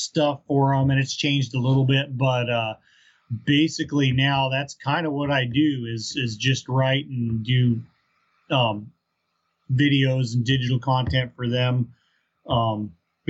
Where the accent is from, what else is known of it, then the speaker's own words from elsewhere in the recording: Southern Colorado, United States; now in Fairbanks, United States; I was born in Southern Colorado and grew up down there